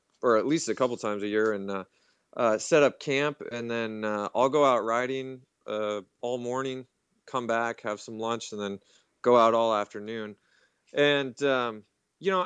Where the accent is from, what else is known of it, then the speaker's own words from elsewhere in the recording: Seattle, Washington, United States; I'm from Seattle, Washington, born and raised in the Pacific Northwest.